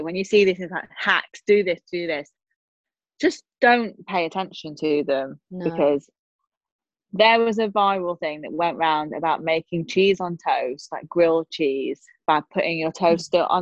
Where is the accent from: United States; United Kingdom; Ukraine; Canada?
United Kingdom; the north of England; accent: northern